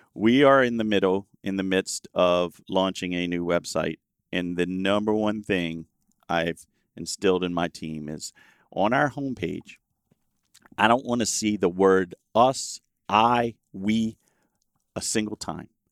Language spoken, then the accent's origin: English; Louisiana, United States; I was born in Louisiana